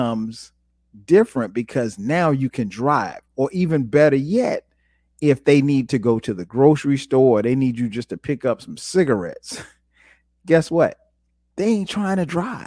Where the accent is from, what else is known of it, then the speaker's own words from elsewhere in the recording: Florence, United States; growing up in Florence